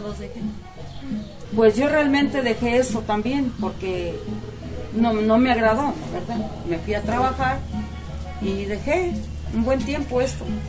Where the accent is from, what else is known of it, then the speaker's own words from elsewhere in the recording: Mexico; Yo soy de aquí, de Sopotla, que nací, aquí pues crecí